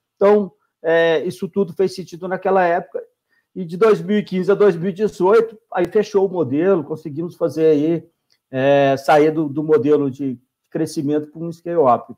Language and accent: Portuguese; Minas Gerais, Brazil; a gente é mineiro